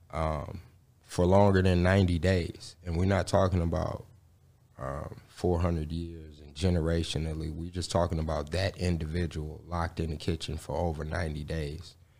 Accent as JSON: {"language": "English", "town": "Gary", "region": "Indiana", "country": "United States", "tie": "born or raised there", "said": "I was born and raised in Gary, Indiana."}